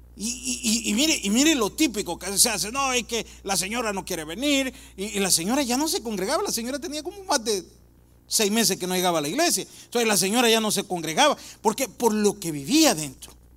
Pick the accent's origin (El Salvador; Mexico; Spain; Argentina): El Salvador; yo soy del Salvador